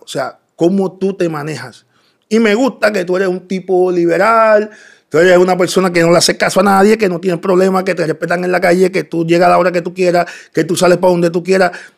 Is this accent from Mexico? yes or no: no; Bayamón, Puerto Rico; also born or lived in Dominican Republic; Yo nací en República Dominicana. Eh, me crié en Bayamón. desde bien niño vine a Puerto Rico. Y me crié en Bayamón, en los barrios de Bayamón, toda mi vida